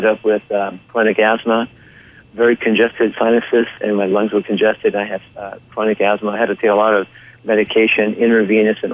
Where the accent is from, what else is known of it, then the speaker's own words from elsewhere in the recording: Orange County, California, United States; I was raised in Orange County, California